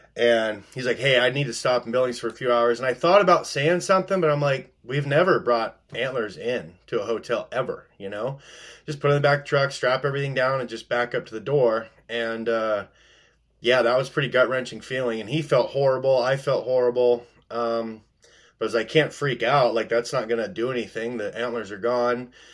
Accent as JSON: {"language": "English", "town": "Post Falls", "region": "Idaho", "country": "United States", "tie": "born or raised there", "moved": "as an adult", "lives_now": "Alaska, United States", "said": "I grew up in North Idaho."}